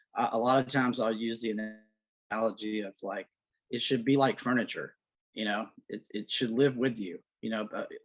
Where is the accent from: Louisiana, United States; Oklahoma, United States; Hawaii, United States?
Louisiana, United States; South; also born or lived in New York / Los Angeles; now in Florence, Alabama, United States; I grew up in the South. I'm from South Louisiana